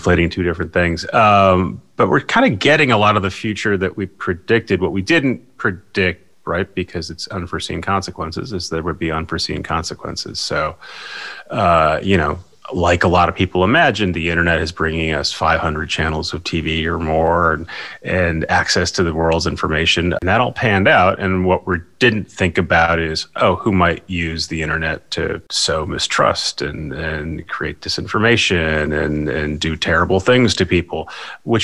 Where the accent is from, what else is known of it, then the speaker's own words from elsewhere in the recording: near Minneapolis, Minnesota, United States; also born or lived in Wisconsin; I ended up back in Minneapolis near my hometown